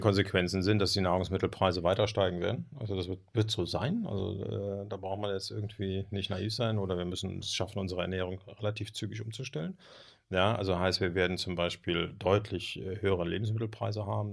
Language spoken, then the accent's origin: German; Germany; als Deutsche